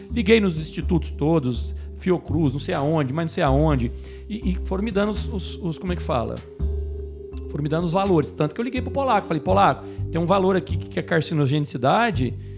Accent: Minas Gerais, Brazil; Como um bom mineiro

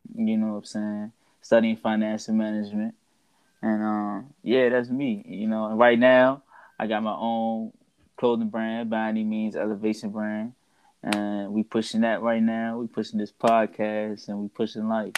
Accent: Washington, District of Columbia, United States; I'm from Washington D.C. Grew up there, born and raised

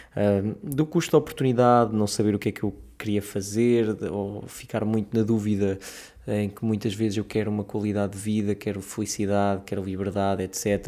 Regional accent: Portugal; na nossa realidade enquanto portugueses pobres, jovens, tristes

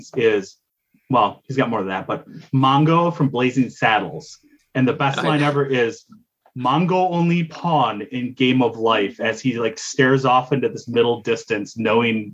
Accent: Wisconsin, United States; we are from Wisconsin

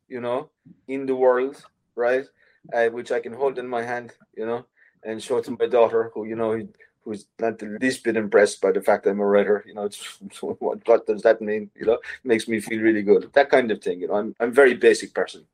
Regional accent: Ireland; in Ireland as an artist, as an Irish artist

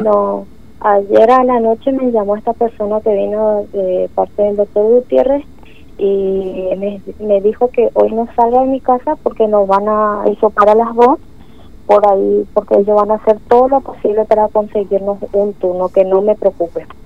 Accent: Clorinda, Formosa, Argentina; soy de Clorinda

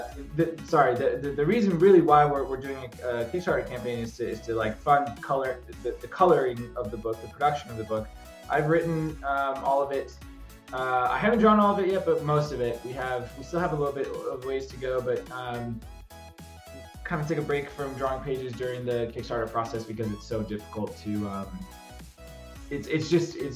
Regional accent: Bosnia & Herzegovina; my hometown in Bosnia

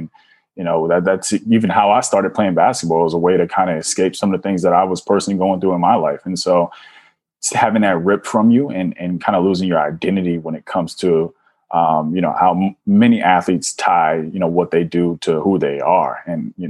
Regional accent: Washington, District of Columbia, United States; I'm originally from Washington, D.C., born and raised

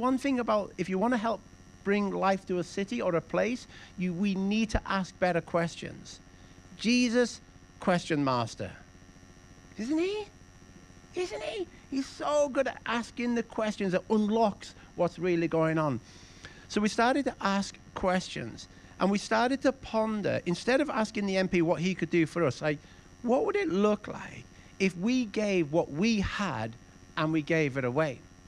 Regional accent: Carlisle, North West England, United Kingdom; I was born in Carlisle, and ever since I was a little boy, I knew what I wanted to be. I just wanted to work in the family business

